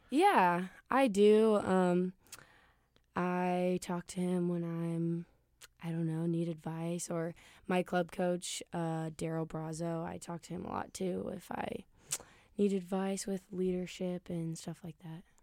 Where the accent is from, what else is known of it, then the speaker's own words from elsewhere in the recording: Ankeny, Iowa, United States; moved away as an adult; now in Kansas City, United States; I am from Ankeny, Iowa